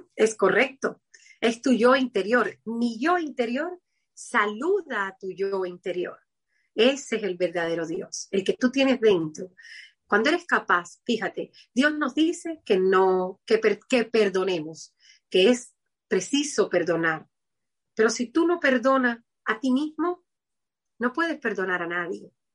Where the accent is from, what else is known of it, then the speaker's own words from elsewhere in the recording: Havana, Cuba; Yo soy de Cuba, de La Habana